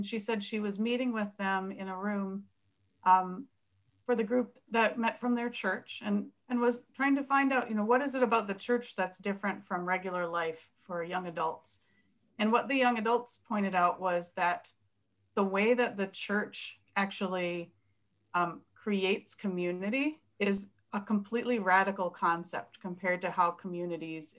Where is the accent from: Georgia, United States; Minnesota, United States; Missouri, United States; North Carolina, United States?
Minnesota, United States; I am a white Minnesota Protestant. I come from German stock